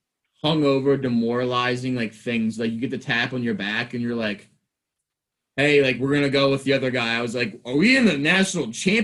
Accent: Philadelphia, Pennsylvania, United States; I'm from Philly.

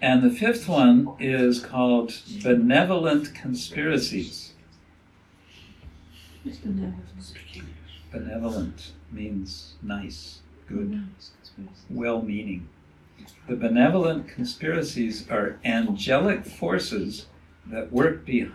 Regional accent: United States; moved away; as I was growing up in America

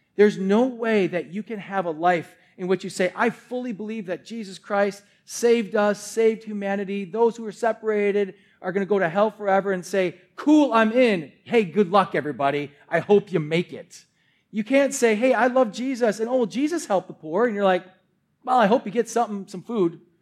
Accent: Milwaukee, Wisconsin, United States; Born and raised in Wisconsin

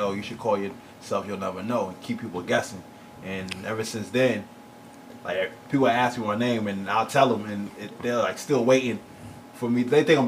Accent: California, United States; also born or lived in Baltimore / Fort Riley; As soon as I was born here, my pops took me and my brother straight out of here. We was in Fort Riley, Kansas, and then I spent majority of my time in Southern California.

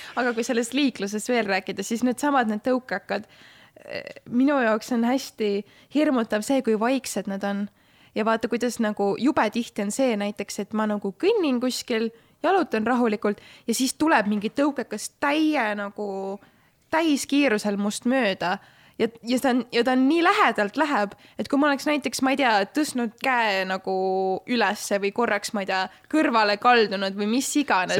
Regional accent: Tallinn, Harju County, Estonia; ma ikkagi sündisin Tallinnas ja ma kasvasin üles äh, majas, mis asus Tallinnast ühe kilomeetri kaugusel

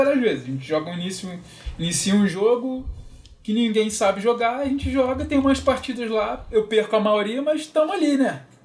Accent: Rio de Janeiro, Brazil; moved away; eu sou carioca

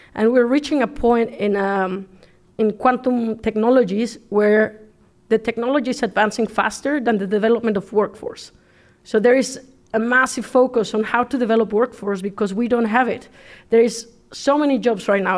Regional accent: Mexico; English is a second language; moved away as an adult; now in Netherlands; I come from Mexico

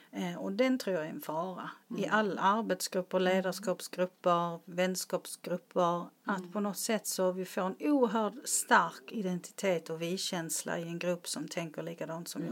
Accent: Malmö, Skåne, Sweden; jag är ju från Rosengård i Malmö

